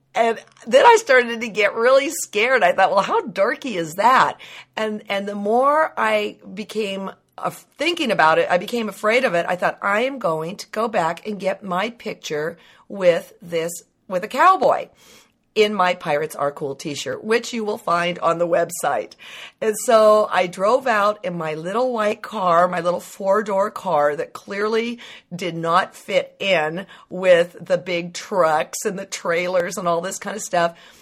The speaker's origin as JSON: {"language": "English", "town": "Livermore", "region": "California", "country": "United States", "tie": "born or raised there", "said": "growing up in Livermore"}